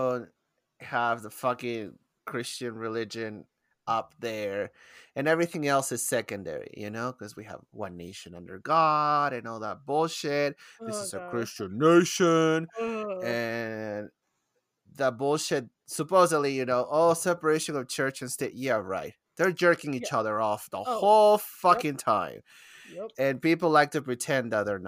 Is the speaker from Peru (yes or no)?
yes; Peru; moved away; I'm from Peru, you know, in South America